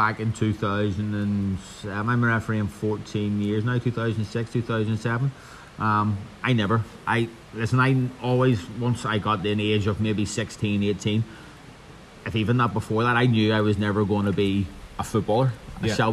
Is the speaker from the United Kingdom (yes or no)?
yes; Belfast, Northern Ireland, United Kingdom; also born or lived in Bangor; I grew up, we grew up actually in Belfast, in sort of Glengormley direction, until I was 11